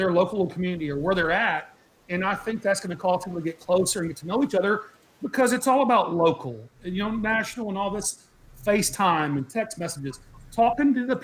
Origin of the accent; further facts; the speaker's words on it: College Station, Texas, United States; I grew up in College Station. That's where I went to high school